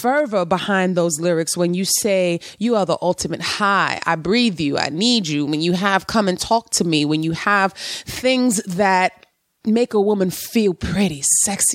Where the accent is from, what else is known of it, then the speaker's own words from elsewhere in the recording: New York City, New York, United States; growing up in New York City in the 90s